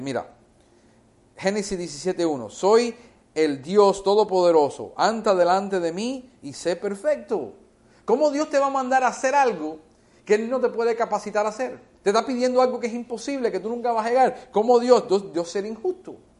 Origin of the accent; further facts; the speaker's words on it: United States; first language English; Spanish is a second language; Yo me crié en este país de la edad de un año, en los Estados Unidos. Yo aprendí inglés, mi primera lengua es inglés